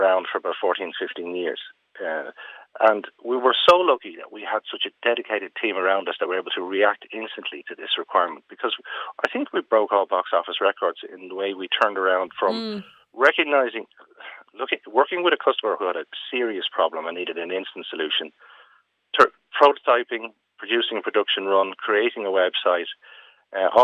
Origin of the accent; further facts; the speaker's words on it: Ireland; Being Irish